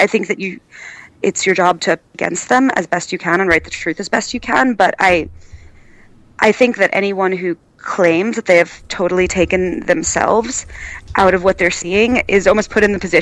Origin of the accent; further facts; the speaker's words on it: United States; as an American